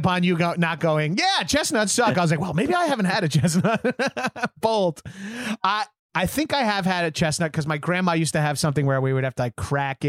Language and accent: English; New York, United States; I'm from New York